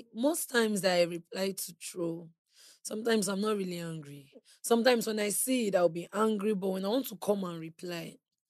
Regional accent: Edo, Nigeria; I grew up in Edo State.

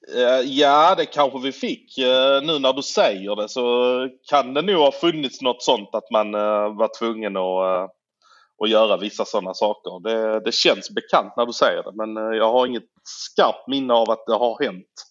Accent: Malmö, Skåne, Sweden; jag är ju född i Malmö. Jag har alltid varit Malmöbo.

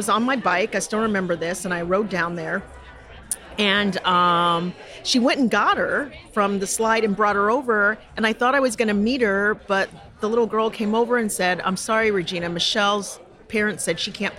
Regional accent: Connecticut, United States; also born or lived in Georgia; I was born in Georgia, and we moved when I was 3 going on 4 to Connecticut. My parents moved north, so my brother and I, he wasn't born yet.

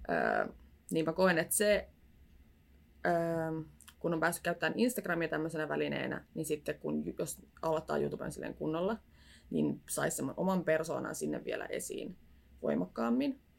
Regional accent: Tampere, Pirkanmaa, Finland; Ja mä oon Tampereelta kotoisin alkuperin. Nyt mä oon asunut täällä puolitoista vuotta.

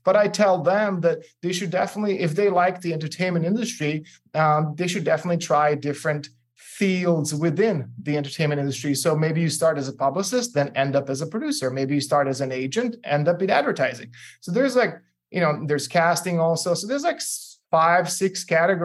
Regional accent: Serbia; moved away; I'm originally from Serbia, and so I speak four languages

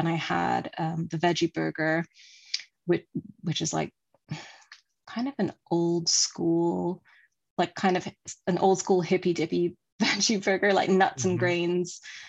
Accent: France; also born or lived in Kuwait / Sudan / England; When I was very small, I was in Kuwait and Sudan and England. And then we moved to France when I was 9.

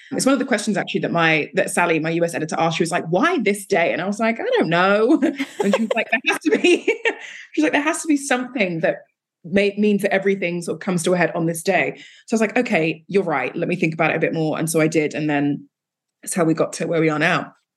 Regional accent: Nigeria; I'm Nigerian

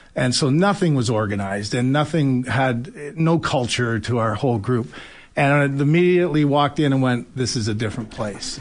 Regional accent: London, Ontario, Canada; I grew up in London, Ontario

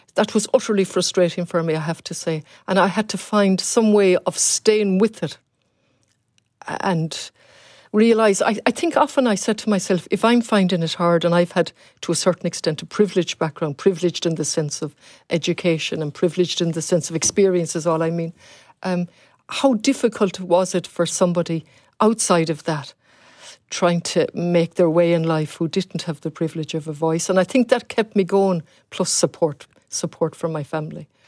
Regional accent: Galway, Connacht, Ireland; also born or lived in Leeds / Ballinasloe; I'm from Galway originally.

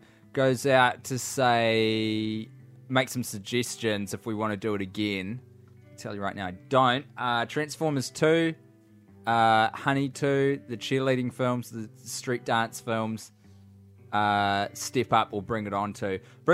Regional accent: Scotland, United Kingdom; Hopefully get a chance to see one, both of you, in my home country of Scotland if you do the Fringe in 2016.

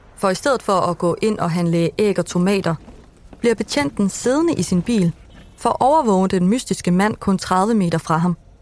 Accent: Vildbjerg, Central Denmark Region, Denmark; i Vildbjerg, hvor jeg er fra.

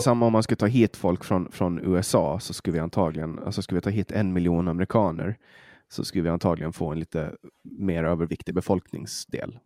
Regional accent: Åland Islands; accent: Åland Swedish; now in Sweden; vi ålänningar

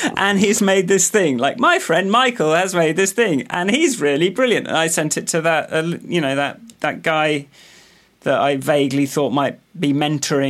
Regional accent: Radcliffe on Trent, East Midlands, United Kingdom; born or raised there; now in London, United Kingdom

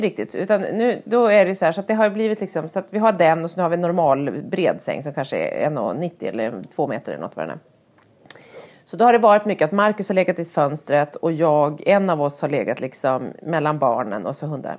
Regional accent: Härnösand, Västernorrland County, Sweden; när jag var barn och bodde i Härnösand ute på landet

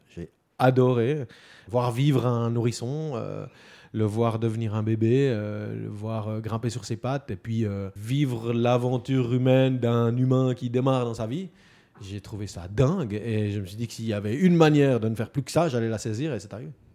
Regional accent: Neuchâtel, Switzerland; also born or lived in Fribourg canton; J'ai grandi et vécu dans le canton de Neuchâtel, dans des petits villages au bord du lac.

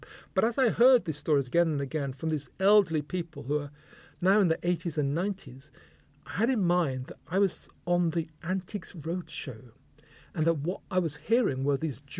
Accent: Luton, East of England, United Kingdom; also born or lived in Brighton; growing up in Luton with my Jamaican parents

